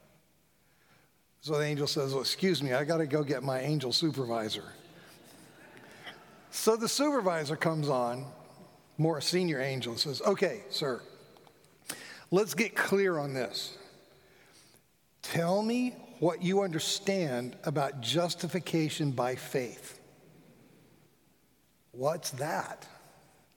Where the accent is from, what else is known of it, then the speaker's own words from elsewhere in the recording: Fort Lauderdale, Florida, United States; coming from a large Presbyterian church in my hometown of where I was raised, Fort Lauderdale